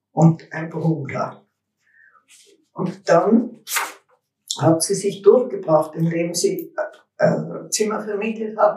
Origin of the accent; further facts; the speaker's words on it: Innsbruck, Tyrol, Austria; bin am 4.7.1936 in Innsbruck geboren. Aufgewachsen in der Müllerstraße 24. Es war die Wohnung meiner Großmutter.